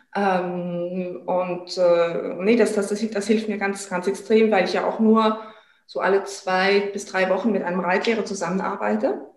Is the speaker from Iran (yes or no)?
no; France; bei uns in Frankreich ist es ja auch, also Frankreich ist auch ein Pferdeland